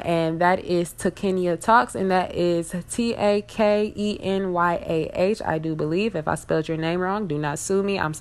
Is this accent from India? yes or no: no; Detroit, Michigan, United States; also born or lived in Southfield, Michigan / Tennessee; I am from Detroit, Michigan. I live right outside of Detroit